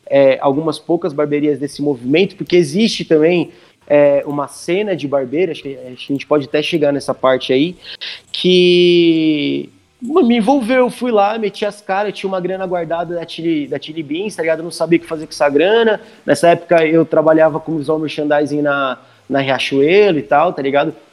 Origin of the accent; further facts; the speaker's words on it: Indaiatuba, São Paulo, Brazil; eu que sou de Indaiatuba